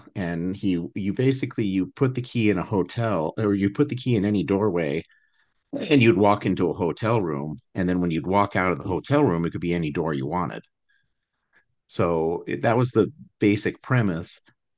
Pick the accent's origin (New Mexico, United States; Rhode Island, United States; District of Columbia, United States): New Mexico, United States; Albuquerque; I grew up in Albuquerque, where both of them are filmed.